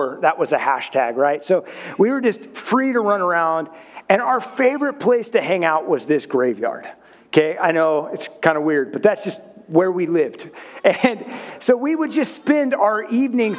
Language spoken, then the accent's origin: English; Oregon, United States; I grew up in Oregon